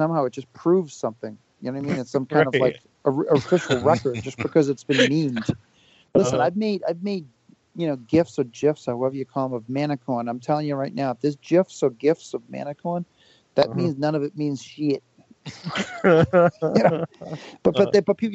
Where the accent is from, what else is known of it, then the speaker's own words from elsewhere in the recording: Whitman, Massachusetts, United States; now in Hanson, United States; being a guy from the South Shore. I grew up in Whitman and live in Hanson